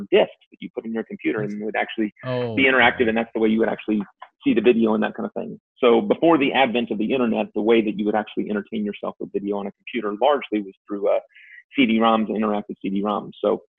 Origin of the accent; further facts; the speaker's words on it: Virginia, United States; I was born in Virginia